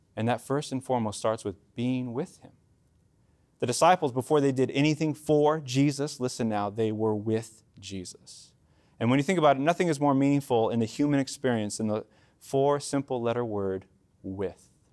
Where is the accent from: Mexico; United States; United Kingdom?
Mexico; as a Mexican